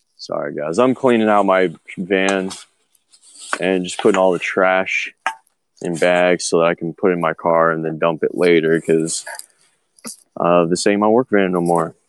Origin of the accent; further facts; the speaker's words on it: United States; I'm American